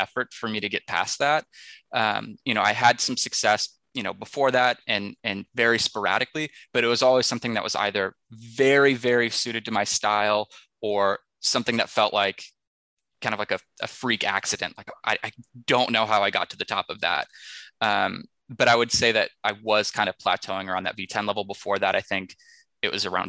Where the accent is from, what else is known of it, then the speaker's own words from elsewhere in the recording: Texas, United States; growing up in Texas